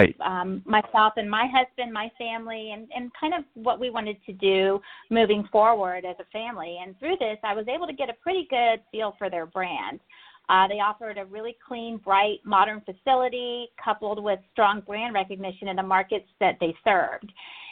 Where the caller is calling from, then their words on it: Alpharetta, Georgia, United States; Alpharetta, Georgia, a northern suburb of Atlanta.